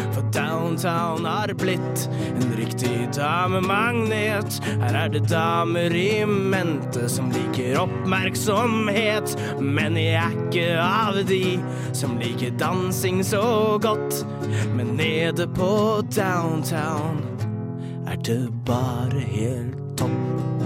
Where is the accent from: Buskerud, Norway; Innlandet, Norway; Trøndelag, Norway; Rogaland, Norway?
Innlandet, Norway; Prøysen's realm; jeg er fra Prøysens rike